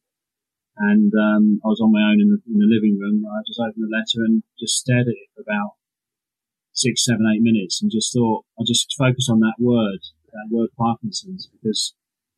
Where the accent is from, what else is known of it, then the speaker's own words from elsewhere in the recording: Hampshire, South East England, United Kingdom; Hampshire, my home county. I was born and bred in Hampshire